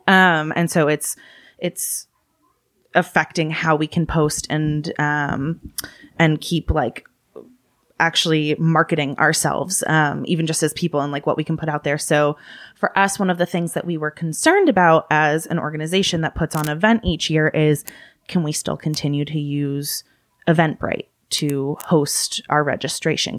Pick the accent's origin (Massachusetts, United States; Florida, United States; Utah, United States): Massachusetts, United States; also born or lived in California; I was born in California, raised in Massachusetts.